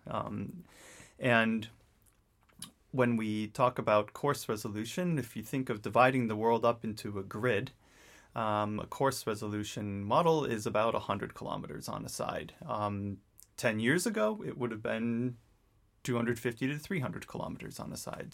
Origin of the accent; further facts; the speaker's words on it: New England, United States; I grew up in New England, um, in very much an outdoors-oriented family